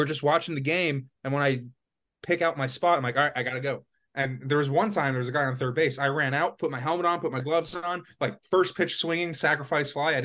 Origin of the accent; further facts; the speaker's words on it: Florida, United States; moved away as an adult; also born or lived in upstate New York; I'm from Florida.